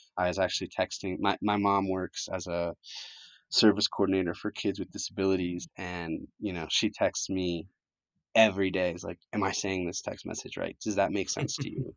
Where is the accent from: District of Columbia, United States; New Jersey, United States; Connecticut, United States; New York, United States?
Connecticut, United States; English is a second language; also born or lived in Colombia; I grew up in Connecticut